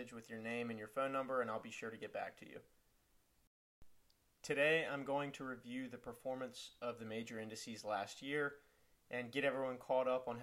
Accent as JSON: {"language": "English", "region": "North Carolina", "country": "United States", "said": "my home state of North Carolina"}